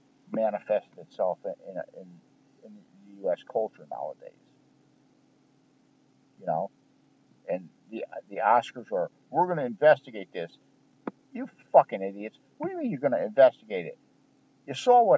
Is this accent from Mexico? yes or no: no; United States; I'm an American.